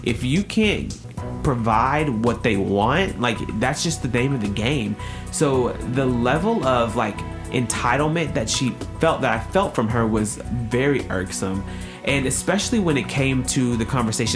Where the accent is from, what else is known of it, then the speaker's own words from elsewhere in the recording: Tennessee, United States; I'm from Tennessee.